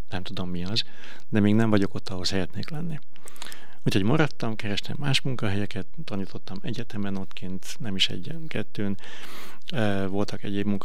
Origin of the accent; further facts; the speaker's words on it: Veszprém, Veszprém County, Hungary; also born or lived in China; Én nagyon büszke vagyok arra, hogy Veszprémi vagyok.